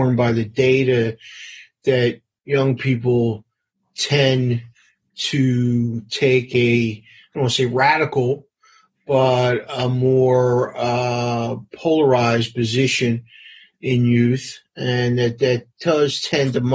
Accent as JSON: {"language": "English", "town": "Baltimore", "region": "Maryland", "country": "United States", "tie": "born or raised there", "moved": "yes", "said": "having grown up in East Baltimore"}